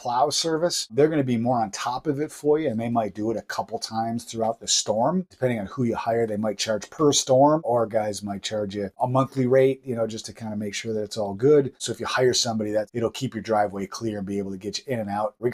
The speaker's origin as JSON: {"language": "English", "town": "Buffalo", "region": "New York", "country": "United States", "moved": "yes", "lives_now": "southern Maine, United States", "said": "I'm originally from Buffalo, New York"}